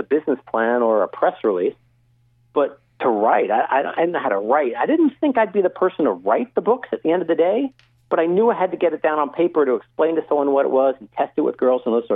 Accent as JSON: {"language": "English", "town": "Syosset", "region": "New York", "country": "United States", "tie": "born or raised there", "also_born_or_lived": "Michigan", "moved": "as an adult", "lives_now": "Silicon Valley, United States", "said": "I'm a Syosset High School grad. I grew up on Long Island"}